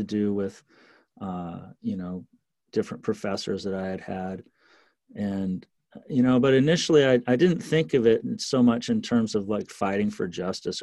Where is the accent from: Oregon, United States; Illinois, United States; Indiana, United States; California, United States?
Oregon, United States; Eugene; small towns around where I grew up in Eugene in Oregon.